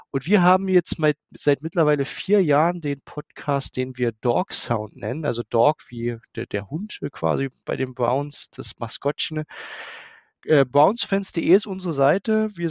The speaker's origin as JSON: {"language": "German", "region": "Saxony", "country": "Germany", "said": "Ich komme tatsächlich aus der Nähe von Dresden"}